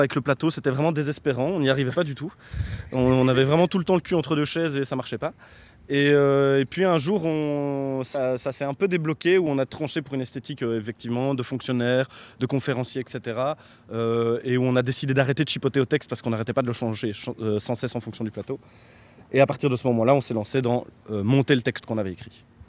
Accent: Belgium; nous on est belge

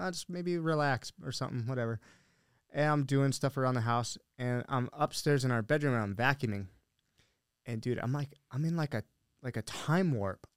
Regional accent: Billings, Montana, United States; also born or lived in Helena, Montana; now in Arizona, United States; I grew up in Billings, which is like the, the biggest city there

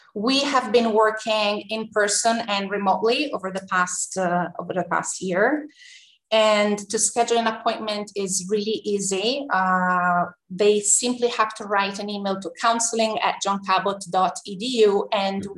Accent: Tuscany, Italy; moved away as an adult; also born or lived in New York, United States; now in Rome, Italy; born and raised in Tuscany, a very small town

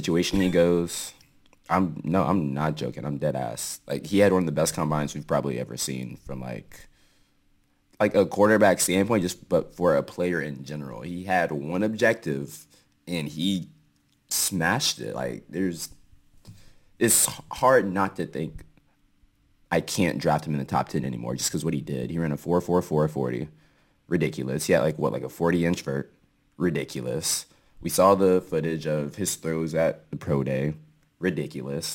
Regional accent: Seattle, Washington, United States

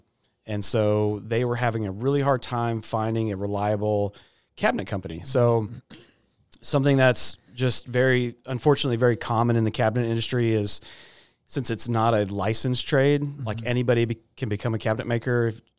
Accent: Austin, Texas, United States; born there; So my family's from Houston. Shout out Gabby. I was born in Austin, and so that's where we were living when he came here.

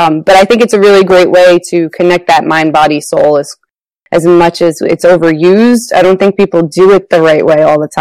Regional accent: New Jersey, United States; moved away as an adult; now in Rhode Island, United States; I am originally from New Jersey and moved to the tiny state of Rhode Island for grad school.

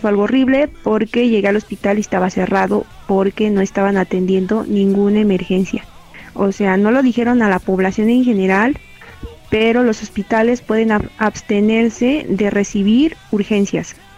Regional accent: Mexico

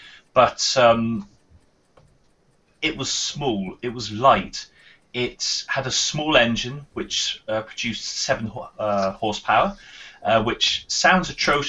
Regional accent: United Kingdom; we're British

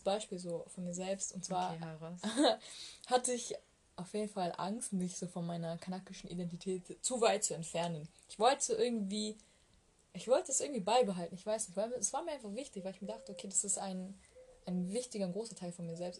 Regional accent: Bavaria, Germany; also born or lived in Malatya, Turkey; ich bin ja nicht in Deutschland geboren. Also auch wenn ich mit zwei nach Deutschland gekommen bin

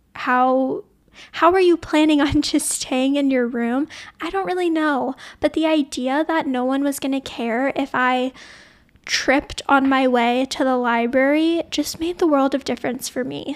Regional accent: New Orleans, Louisiana, United States; moved away as an adult; also born or lived in Sonoma, California; I grew up in New Orleans, Louisiana, which is pretty deep in the South

